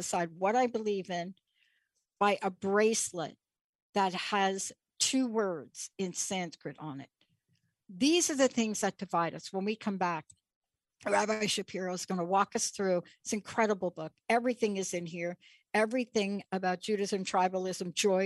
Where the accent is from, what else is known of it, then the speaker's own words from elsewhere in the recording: New York City, New York, United States; I'm a kid from the Bronx. I grew up in New York City